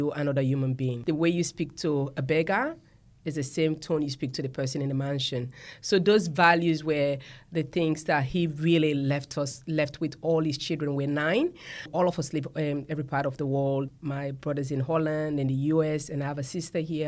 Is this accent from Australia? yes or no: no; Sierra Leone; moved away as an adult; I grew up in Sierra Leone, West Africa, and I grew up with four siblings.